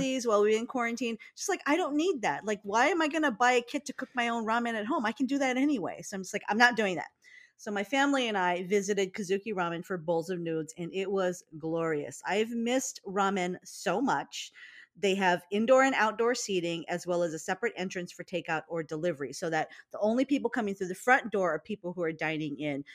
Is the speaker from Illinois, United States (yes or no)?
no; Hawaii, United States; we're from Hawaii